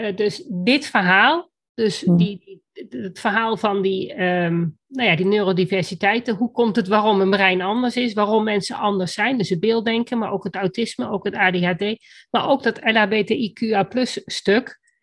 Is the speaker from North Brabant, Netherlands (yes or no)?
no; Achterhoek, Gelderland, Netherlands; bij ons in de Achterhoek